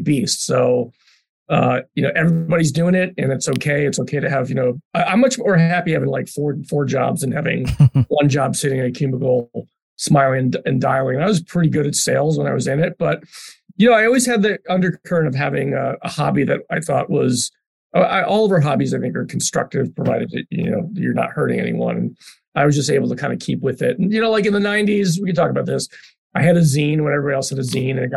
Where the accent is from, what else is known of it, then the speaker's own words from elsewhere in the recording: Philadelphia, Pennsylvania, United States; now in Chicago, United States; I grew up in Philly